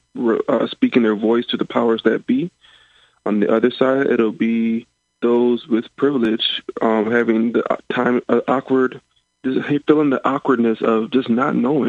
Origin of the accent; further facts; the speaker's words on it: Rockford, Illinois, United States; I'm from the Rockford area up north